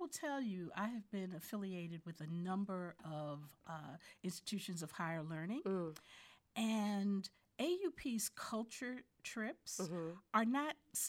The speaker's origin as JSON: {"language": "English", "town": "Newark", "region": "New Jersey", "country": "United States", "tie": "born or raised there", "said": "And then to leave Accra and remember that it is the sister city to my hometown of Newark, New Jersey."}